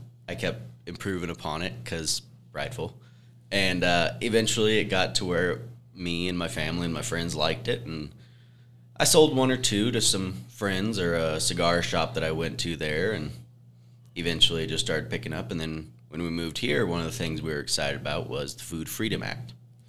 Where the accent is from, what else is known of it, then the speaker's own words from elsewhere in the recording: Idaho, United States; also born or lived in Kentucky / Tennessee / North Carolina; I grew up in Idaho, but moved around a lot. We lived in Idaho, Kentucky, Tennessee, North Carolina, and then finally moved over here to Wyoming.